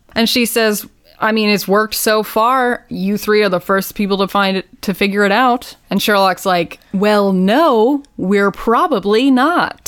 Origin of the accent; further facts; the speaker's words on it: United States; as an American